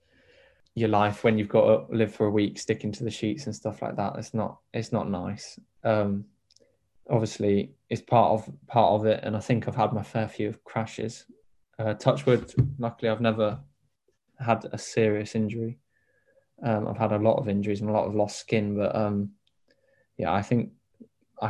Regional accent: Devon, South West England, United Kingdom; my home city

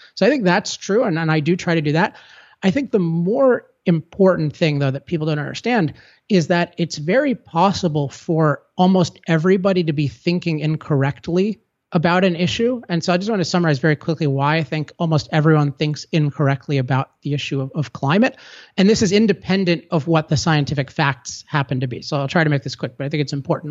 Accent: California, United States; I'm from California

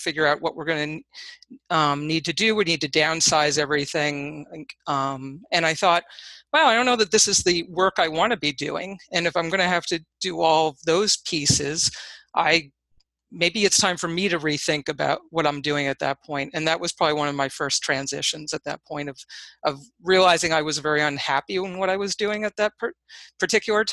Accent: Hudson Valley, New York, United States; So I grew up in the Hudson Valley, actually not far from where I currently reside.

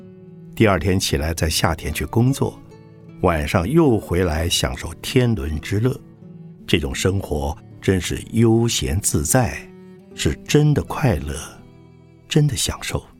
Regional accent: Shanghai, China; 我小时候住在上海，后来到了台北、东京、纽约，然后又到过欧洲许多大城市和小乡镇。

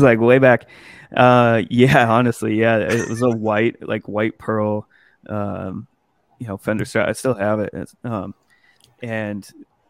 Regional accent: Montana, United States; moved away; back home from Montana where I'm from.

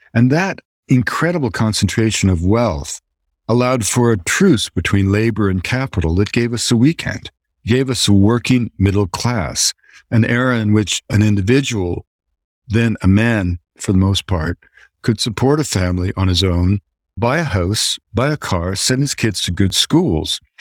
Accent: Canada; As a Canadian

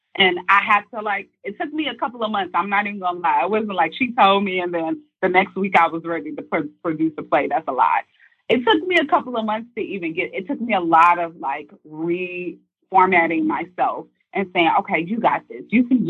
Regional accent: Midwest, United States; I'm from the Midwest. So I was new to the city, and I wasn't expecting all of these different personalities.

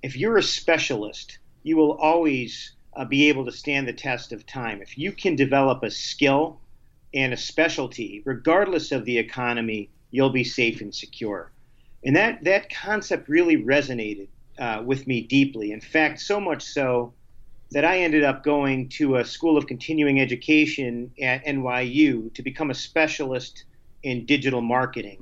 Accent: Binghamton, New York, United States; I grew up in Binghamton, New York

